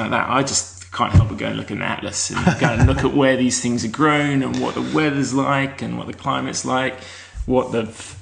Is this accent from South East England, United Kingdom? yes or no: yes; Kent, South East England, United Kingdom; moved away as an adult; now in Melbourne, Australia; I grew up in Kent in south of England